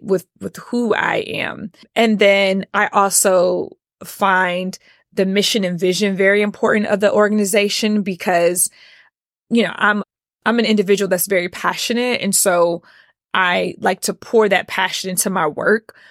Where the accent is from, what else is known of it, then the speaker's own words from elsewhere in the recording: Atlanta, Georgia, United States; Born and raised in Atlanta.